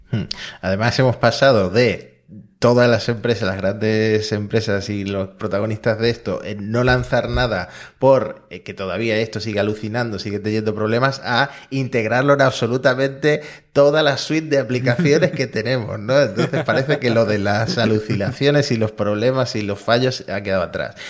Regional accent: Argentina; Yo como argentino

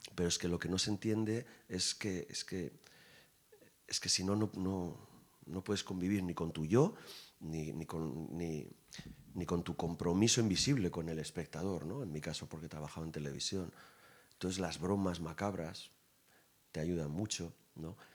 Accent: Irun, Basque Country, Spain; mi pueblo

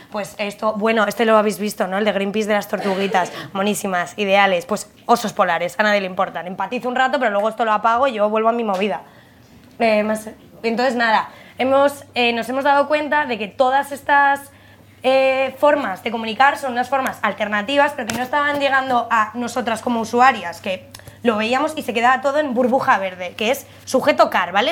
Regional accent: Madrid, Community of Madrid, Spain; somos madrileñas

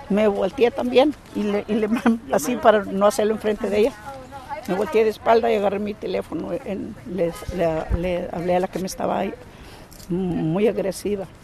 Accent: United States; Sí, no, soy eh, eh, americana con descendencia mexicana.

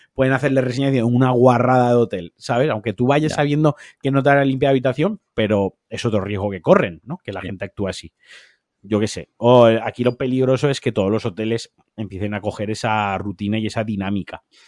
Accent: Spain

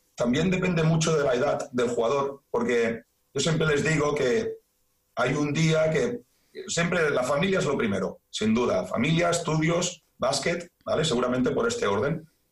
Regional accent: Badalona, Catalonia, Spain; yo soy de Badalona

